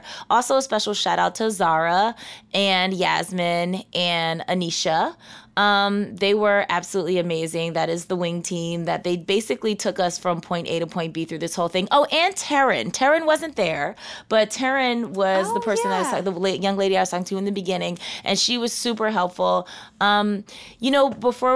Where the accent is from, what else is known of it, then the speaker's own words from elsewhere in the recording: Philadelphia, Pennsylvania, United States; moved away as an adult; also born or lived in New York City; now in Oregon, United States; I'm from Philadelphia